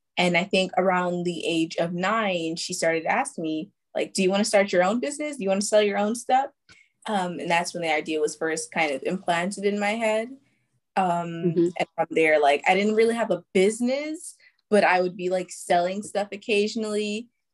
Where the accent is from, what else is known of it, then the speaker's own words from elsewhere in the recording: New York City, New York, United States; I'm from New York, Brooklyn, New York